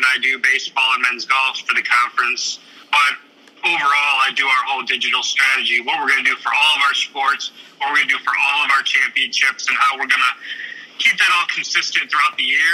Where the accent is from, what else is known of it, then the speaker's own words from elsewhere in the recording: Cleveland, Ohio, United States; also born or lived in Bowling Green / Kansas; I'm originally from Cleveland